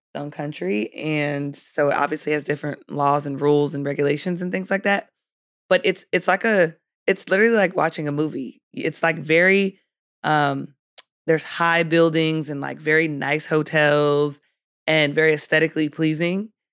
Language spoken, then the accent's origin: English; San Diego, California, United States; moved away; I grew up in San Diego.